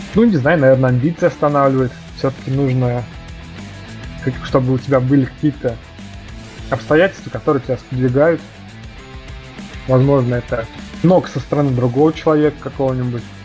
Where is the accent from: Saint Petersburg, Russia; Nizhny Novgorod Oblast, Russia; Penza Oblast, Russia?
Penza Oblast, Russia; Penza; я родился в Пензе